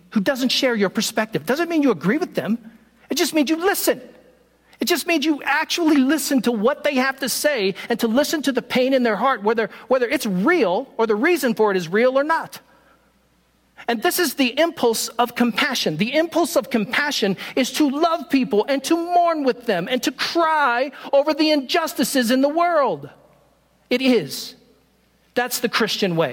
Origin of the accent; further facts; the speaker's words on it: Richmond, Virginia, United States; moved away; I am from Richmond, Virginia. I grew up there.